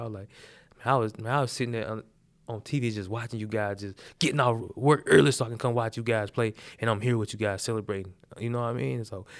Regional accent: the South, United States; For one, he's like a Southern coach. So that's what we grew up on. I'm from the South, right?

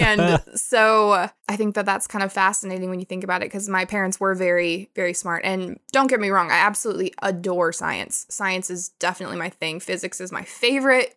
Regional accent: Billings, Montana, United States; moved away as an adult; now in Thailand; I grew up in Billings. I was born there.

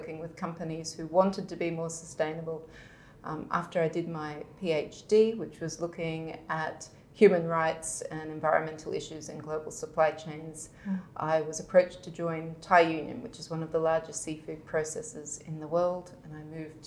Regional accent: Brisbane, Queensland, Australia; I had a fairly idyllic childhood growing up in Australia with wallabies and koalas and living kind of on the outskirts of Brisbane in the bush

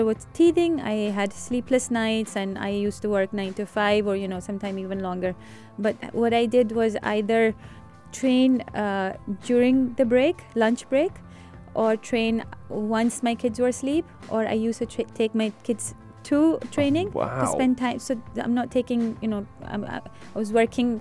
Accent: Rawalpindi, Punjab, Pakistan; English is a second language; now in Dubai, United Arab Emirates; I'm from Rawalpindi in Pakistan, it's still quite hot there.

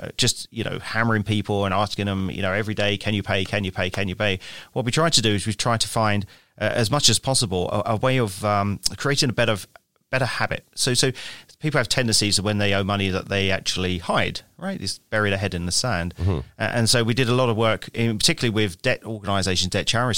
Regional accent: London, United Kingdom; I grew up in London, England. And that's where I studied as well, in London, England.

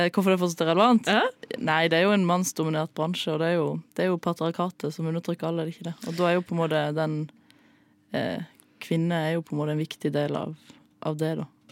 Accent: Flekkefjord, Agder, Norway; Flekkefjord, der jeg er fra.

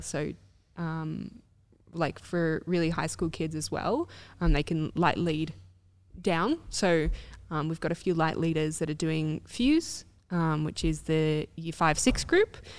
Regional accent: Australia; I was Australian

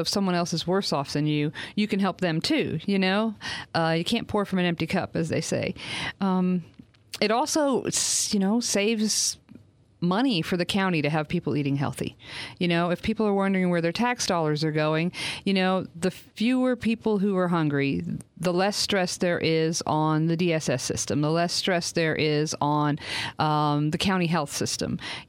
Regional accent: Maine, United States; accent: Yankee; Which you can't tell from my accent, because I've been living down here so long, I've lost my Yankee accent. But I am from Maine.

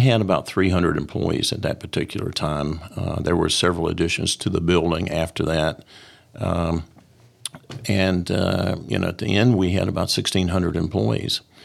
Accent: Columbia, United States; I came back to Columbia, my hometown

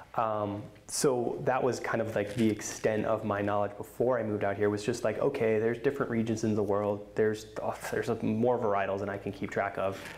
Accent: East Coast, Northeast, United States; moved away as an adult; also born or lived in Boston, Massachusetts; now in Oregon, United States; I grew up on the East Coast

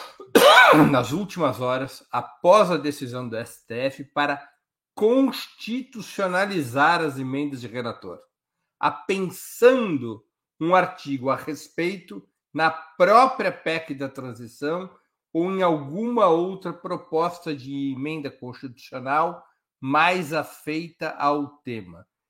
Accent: Brazil; como bons brasileiros

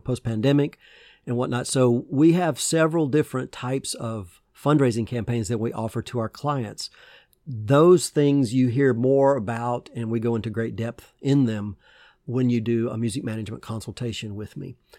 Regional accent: Georgia, United States; I used to go to drive-in movie theaters, uh, in my hometown in Georgia with my parents

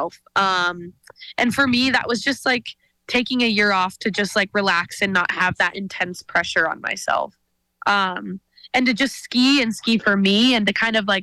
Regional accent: Whitefish, Montana, United States; growing up in Whitefish, my dad is a total ski bum

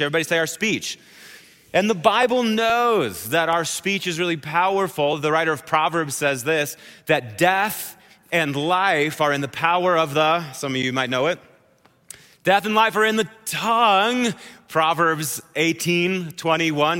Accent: Wisconsin, United States; I'm from Wisconsin, so I say oath, like that. It's this long journey through the vowel is what it is

